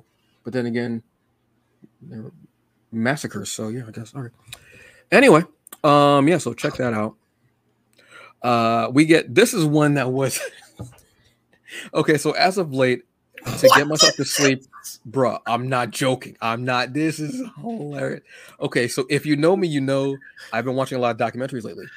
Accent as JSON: {"language": "English", "region": "New Jersey", "country": "United States", "said": "I'm from Jersey"}